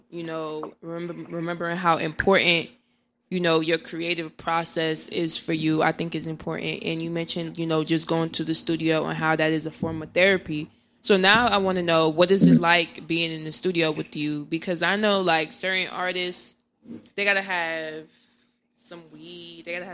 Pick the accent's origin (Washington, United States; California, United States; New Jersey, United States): New Jersey, United States; Irvington; I'm from Irvington